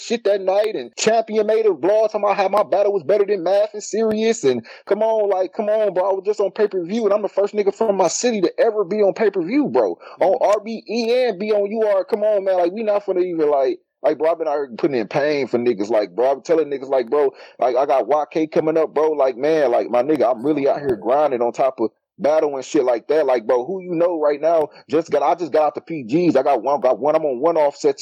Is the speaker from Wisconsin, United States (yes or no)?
yes; Milwaukee, Wisconsin, United States